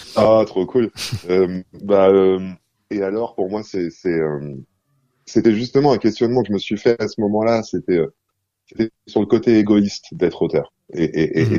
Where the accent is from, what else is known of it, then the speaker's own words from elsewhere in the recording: Cairo, Cairo Governorate, Egypt; la collection immense de, CD et de cassettes qu'il y avait dans, le salon de mon appartement au Caire